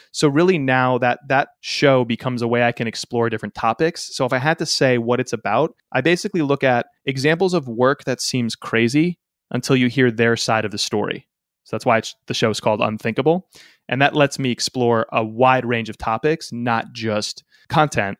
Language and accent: English; Connecticut, United States; my home state of Connecticut in the States